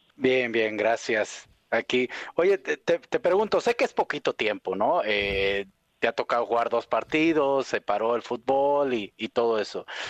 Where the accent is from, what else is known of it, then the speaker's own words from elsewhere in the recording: Mexico; nosotros que somos mexicanos